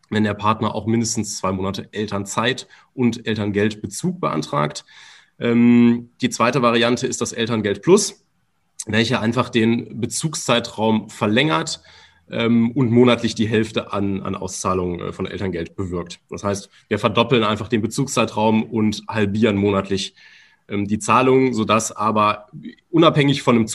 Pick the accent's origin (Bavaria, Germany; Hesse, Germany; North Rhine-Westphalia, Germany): North Rhine-Westphalia, Germany; Remscheid; weil wir hauptsächlich äh, hier in NRW, also wir kommen selber aus Remscheid, ähm, vor Ort tätig waren